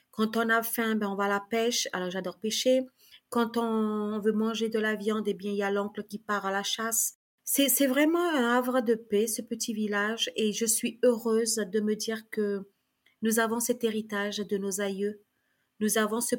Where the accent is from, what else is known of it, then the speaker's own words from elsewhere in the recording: Saint-Laurent-du-Maroni, French Guiana; first language Kali'na; French is a second language; Donc j'ai fait mon école à Saint-Laurent-du-Maroni. Ma première langue c'était le Kalignatéléouyou et le néerlandais, puisque à Galibi c'était le néerlandais puisque c'est le Suriname.